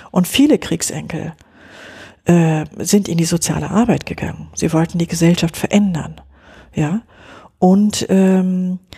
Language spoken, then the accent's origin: German; West Germany, Germany; Ich bin in Westdeutschland groß geworden, ja.